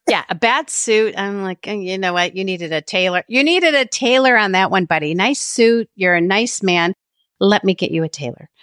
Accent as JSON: {"language": "English", "town": "Cleveland", "region": "Ohio", "country": "United States", "tie": "born or raised there", "said": "that is my hometown"}